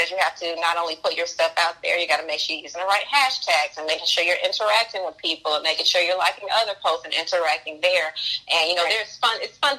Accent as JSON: {"language": "English", "town": "Macon", "region": "Georgia", "country": "United States", "tie": "born or raised there", "moved": "as an adult", "lives_now": "New York City, United States", "said": "I was born and raised in Macon, Georgia, so I was used to space."}